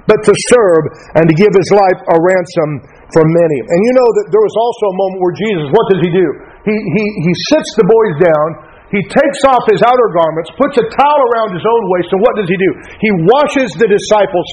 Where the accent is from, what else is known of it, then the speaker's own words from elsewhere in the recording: United States; we're Americans